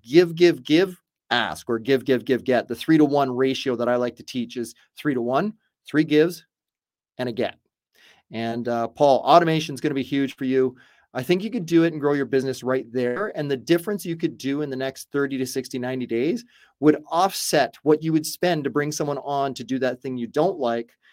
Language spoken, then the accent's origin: English; Canada; I'm Canadian, but I've been doing business in the States for well over 20 some odd years